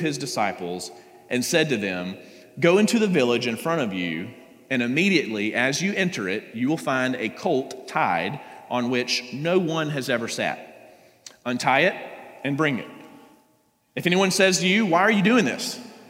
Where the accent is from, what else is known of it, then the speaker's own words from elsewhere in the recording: South Georgia, United States; I grew up in a small town in South Georgia